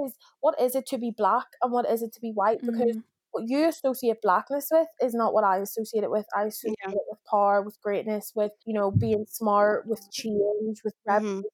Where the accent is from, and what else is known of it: Belfast, Northern Ireland, United Kingdom